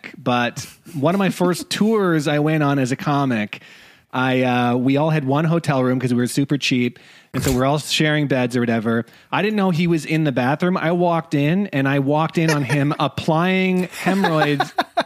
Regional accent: Saskatchewan, Canada; I am from Saskatchewan

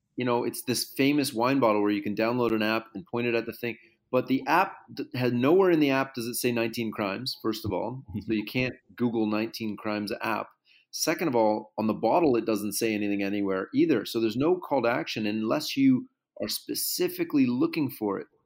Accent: Canada; I'm Canadian

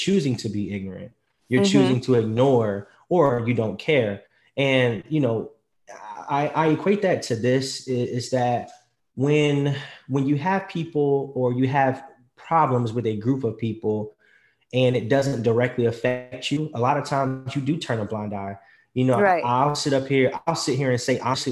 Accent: United States; I'm American

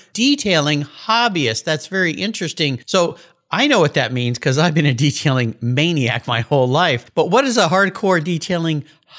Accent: California, United States; I grew up in Southern California.

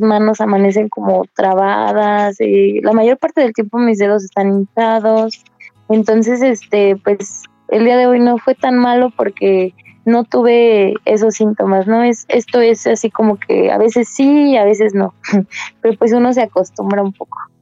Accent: Querétaro, Mexico; yo soy de Querétaro y me estoy tratando en la Ciudad de México

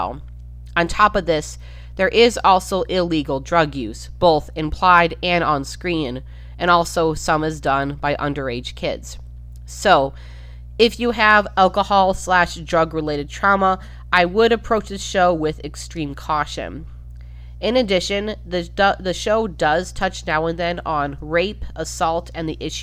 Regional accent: Minnesota, United States; I've spent the majority of my life in Minnesota

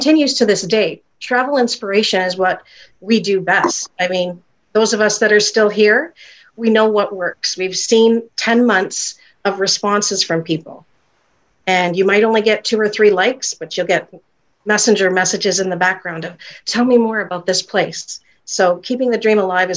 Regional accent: Canada; I have the bricks and mortar right here in my hometown, and it's in a quaint little upscale chic village

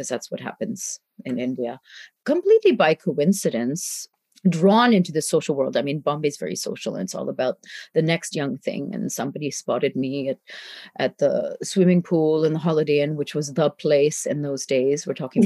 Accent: Canada; moved away as an adult; when I was growing up in Canada

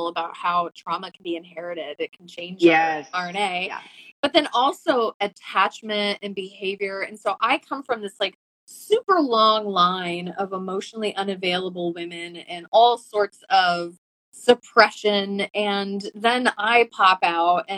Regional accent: Iowa, United States; I grew up in Iowa

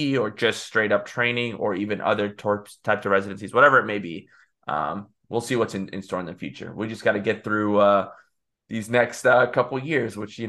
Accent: Texas, United States; moved away as an adult; now in Birmingham, United States; I'm from Texas

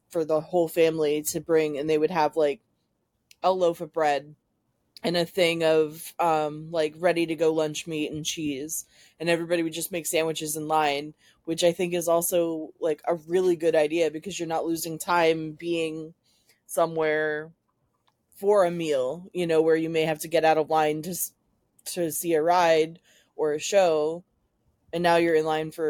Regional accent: Florida, United States; Growing up in Florida

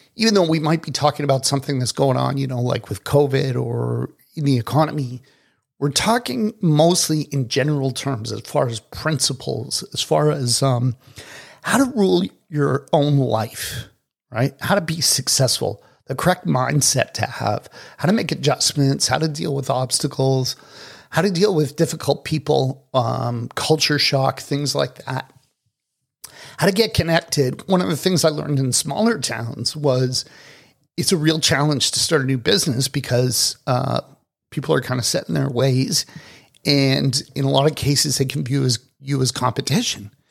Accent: Toronto, Ontario, Canada; moved away as an adult; also born or lived in Dominican Republic / South Florida; now in Kelowna, Canada; I was born and raised in Toronto.

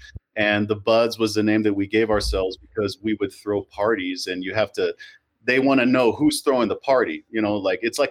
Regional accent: El Paso, Texas, United States; growing up in El Paso

